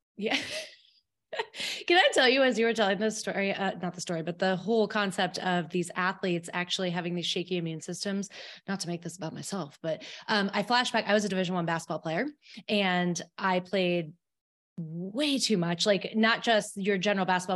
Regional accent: Albany, New York, United States; I'm from Albany, uh, in New York, not, not the city, but I get the hinge of that out when I say coffee to people

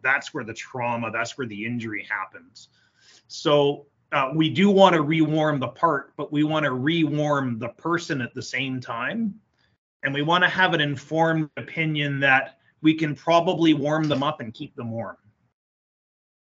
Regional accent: Canada; I'm Canadian.

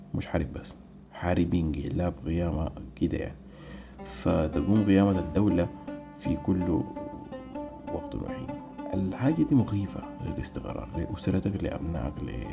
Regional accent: Sudan; moved away; نحن كشعب سوداني

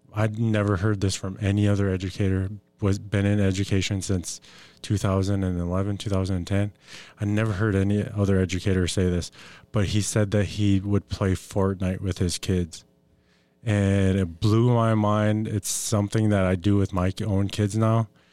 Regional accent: Fond du Lac Reservation, Minnesota, United States; I'm Ojibwe from the Fond du Lac Reservation

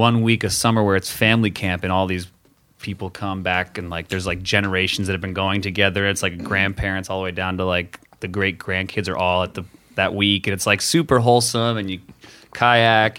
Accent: United States; moved away; I'm from just outside of Washington, D.C. It was a smaller town

